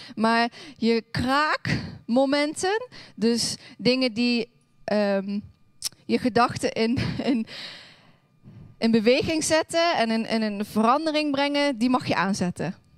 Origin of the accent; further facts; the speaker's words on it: Hoensbroek, Limburg, Netherlands; moved away; Ik kom oorspronkelijk uit Limburg